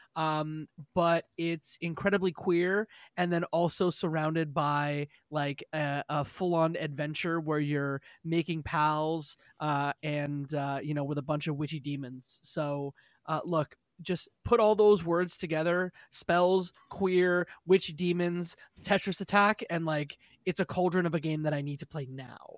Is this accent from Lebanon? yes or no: no; Canada; I'm Canadian